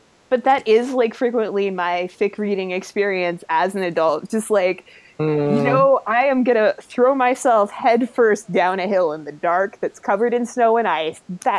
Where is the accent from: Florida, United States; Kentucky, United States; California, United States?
Florida, United States; I'm from Florida